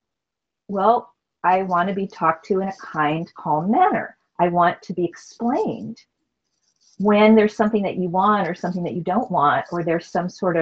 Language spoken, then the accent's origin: English; Wisconsin, United States; I was raised in Wisconsin.